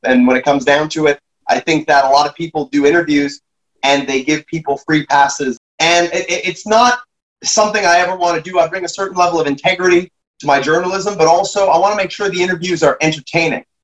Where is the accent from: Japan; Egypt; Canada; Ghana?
Canada